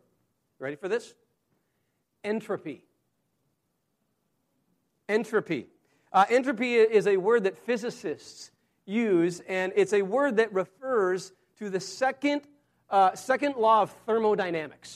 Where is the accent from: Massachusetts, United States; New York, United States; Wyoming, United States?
Wyoming, United States; I grew up in Wyoming